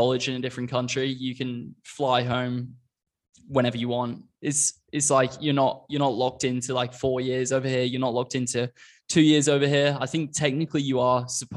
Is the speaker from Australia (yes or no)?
yes; Australia; moved away as an adult; now in United States; I came over to college from Australia when I was 20, having lived in Australia for like 13-ish years at the time